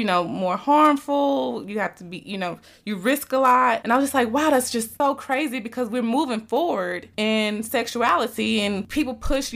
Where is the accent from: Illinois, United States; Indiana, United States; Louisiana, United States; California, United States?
Louisiana, United States; now in Texas, United States; I'm from Louisiana